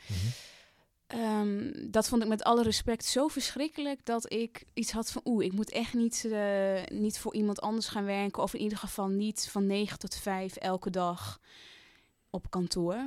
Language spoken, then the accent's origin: Dutch; Drenthe, Netherlands; moved away; also born or lived in Amsterdam; ik ben dat meisje uit Drenthe, maar ik ben ook nog steeds dat meisje dat naar de stad is gegaan